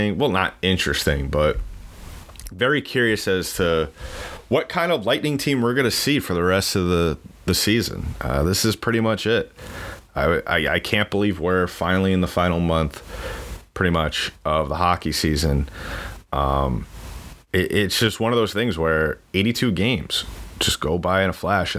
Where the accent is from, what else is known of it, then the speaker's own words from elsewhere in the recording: New York, United States; I am from New York